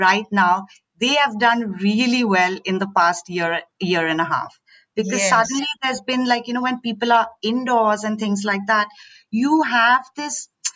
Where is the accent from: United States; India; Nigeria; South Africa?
India; Assam; moved away; also born or lived in Delhi; So I grew up in Assam. My parents worked in the tea gardens